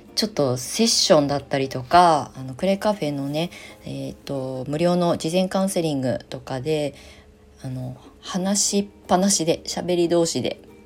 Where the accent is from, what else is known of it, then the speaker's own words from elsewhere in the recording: Kasama, Ibaraki, Japan; moved away as an adult; 生まれ故郷の茨城県笠間市に U ターンしまして